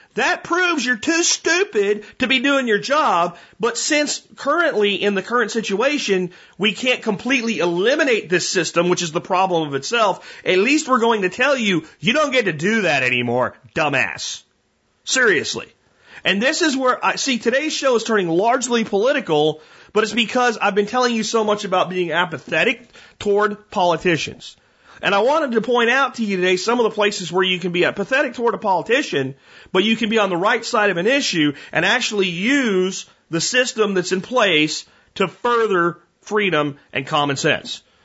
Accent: Pennsylvania, United States; moved away; Growing up in Pennsylvania

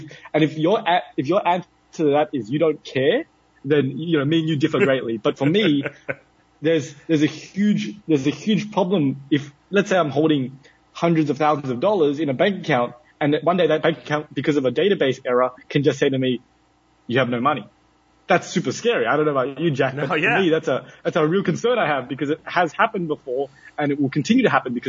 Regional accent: Australia; moved away as an adult; now in United Arab Emirates; I come from Australia

